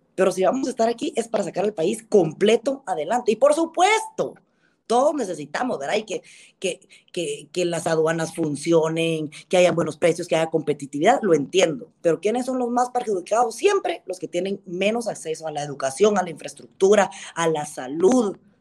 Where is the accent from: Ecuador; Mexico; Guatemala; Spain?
Guatemala; nosotros como guatemaltecos